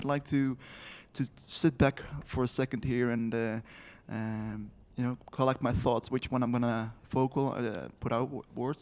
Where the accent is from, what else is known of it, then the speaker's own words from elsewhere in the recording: Netherlands; I'm from the Netherlands